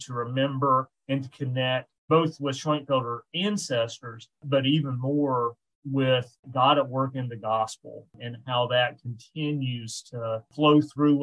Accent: the South, United States; accent: Southern; moved away; I am from the South and have a Southern accent

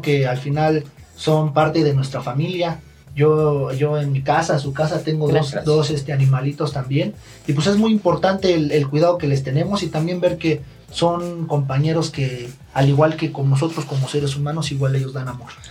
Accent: Ixtapaluca, State of Mexico, Mexico; Yo soy del municipio de Ixtapaluca

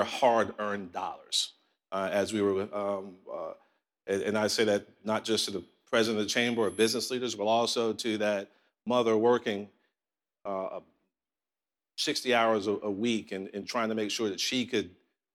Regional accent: New York City, New York, United States; now in Columbia, South Carolina, United States; I grew up in Southside, Jamaica, Queens

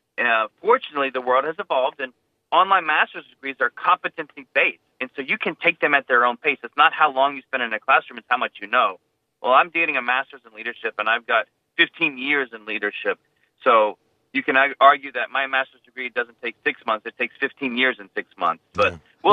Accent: United States; I definitely told him I am the America First superintendent because I am an American.

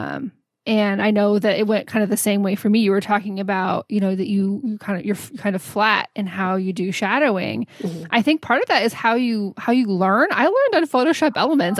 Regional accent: Houston, Texas, United States; also born or lived in San Antonio; I grew up in Houston

